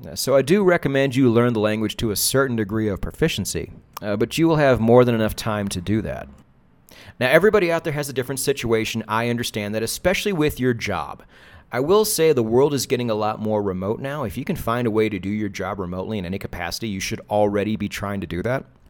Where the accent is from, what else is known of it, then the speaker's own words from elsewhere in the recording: United States; moved away as an adult; now in Latin America; I am as American as apple pie. Love my country, love my people, love my culture